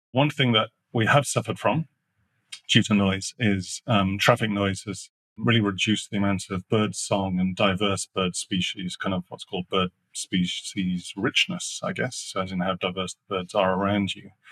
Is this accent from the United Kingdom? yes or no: yes; Sheffield, Yorkshire and the Humber, United Kingdom; I grew up in the north of England, that's a coal belching. I mean, literally furnaces connected to those things. I grew up in Sheffield